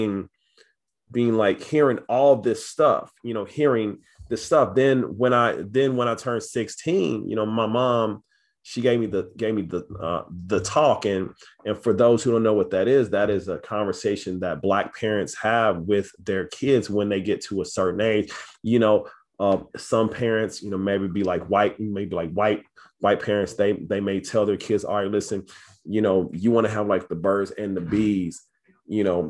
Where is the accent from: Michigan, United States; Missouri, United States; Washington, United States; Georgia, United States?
Missouri, United States; Kansas City; So I'm from Kansas City, Missouri. I'm from Southside. It's, you know, fairly rough neighborhood